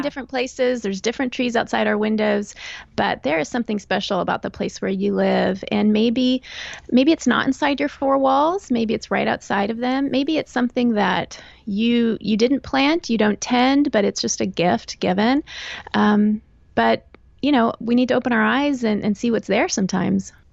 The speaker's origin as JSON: {"language": "English", "region": "Texas", "country": "United States", "tie": "born or raised there", "also_born_or_lived": "Northern Virginia / Chicago / Northern Florida / southeastern Pennsylvania", "moved": "as an adult", "lives_now": "Pennsylvania, United States", "said": "So I grew up in Texas, and that's where I uh, went to college, met and married my husband."}